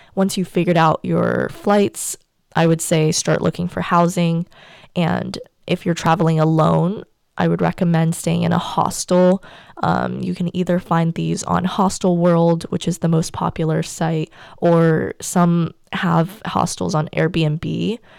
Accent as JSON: {"language": "English", "country": "United States", "tie": "born or raised there", "also_born_or_lived": "China", "said": "my whole life was turned upside down when my entire family moved to the U S when I turned seven"}